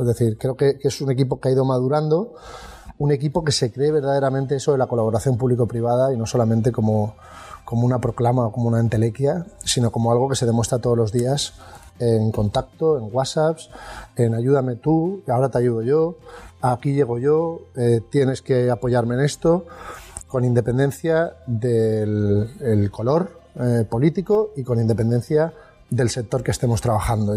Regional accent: Sant Joan d'Alacant, Valencian Community, Spain; yo soy de, de San Juan eh, Pueblo, por ejemplo, pues el sanjuanero, el alicantino

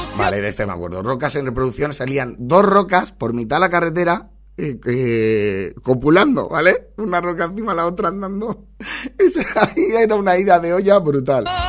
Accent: Valencia, Valencian Community, Spain; soy de Valencia

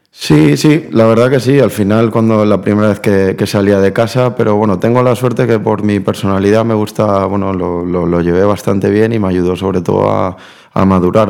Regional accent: Valencia, Valencian Community, Spain; accent: Valencian; also born or lived in Buenos Aires, Argentina; nací en Argentina, lo que pasa que, que bueno, me vine con dos años a Valencia y prácticamente aprendí a hablar aquí. Entonces el acento argentino no lo tengo

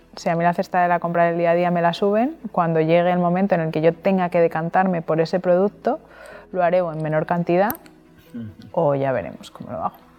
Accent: Madrid, Community of Madrid, Spain; now in Alicante, Spain; que soy madrileña

